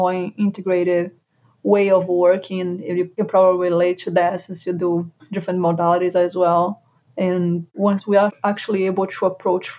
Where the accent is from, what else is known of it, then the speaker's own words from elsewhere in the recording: Brazil; English is a second language; moved away as an adult; now in Charlotte, United States; I moved from Brazil to US, got my physical therapist license here